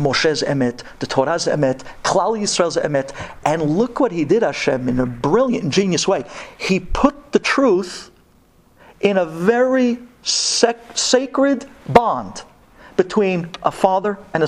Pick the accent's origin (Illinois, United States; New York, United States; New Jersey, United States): New York, United States; New York City; I'm from Brooklyn